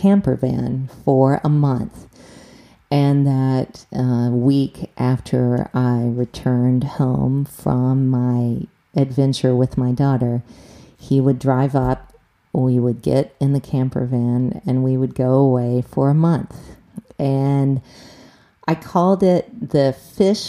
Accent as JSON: {"language": "English", "region": "the South", "country": "United States", "tie": "born or raised there", "moved": "yes", "said": "I grew up in the South"}